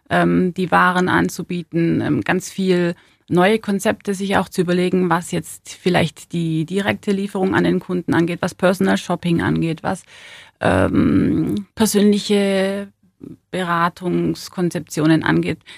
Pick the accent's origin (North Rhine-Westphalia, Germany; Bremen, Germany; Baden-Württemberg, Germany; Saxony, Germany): Baden-Württemberg, Germany; Ulm; Weil Ulm äh, meine Heimat ist, weil Ulm einfach äh, schnuckelig ist und ähm, ja, mein Zuhause ist. Deswegen liegt mir Ulm am Herzen. Ich bin hier aufgewachsen